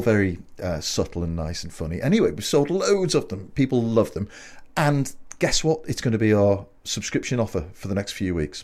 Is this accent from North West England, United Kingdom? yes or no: yes; Liverpool, North West England, United Kingdom; when I was growing up in Liverpool